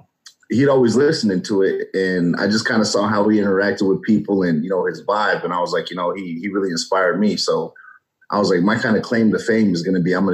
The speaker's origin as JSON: {"language": "English", "town": "Colorado Springs", "region": "Colorado", "country": "United States", "said": "Originally, I'm from Colorado Springs, Colorado, and my dad's military, so I have a military background"}